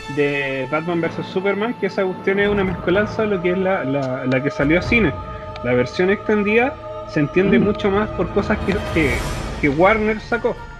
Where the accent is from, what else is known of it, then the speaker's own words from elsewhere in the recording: Chile; Nosotros somos de Chile